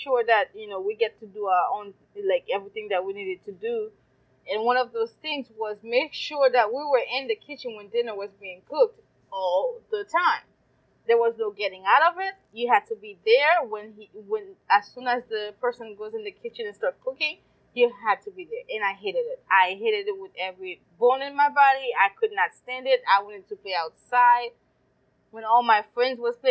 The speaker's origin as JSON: {"language": "English", "country": "Haiti", "tie": "born or raised there", "moved": "yes", "lives_now": "United States", "said": "I grew up in Haiti, and growing up in Haiti, life was fantastic"}